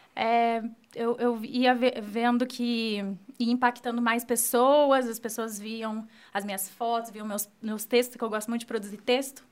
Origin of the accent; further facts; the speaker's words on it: Apucarana, Paraná, Brazil; sou daqui de Apucarana. É, estudei aqui no São José a vida inteira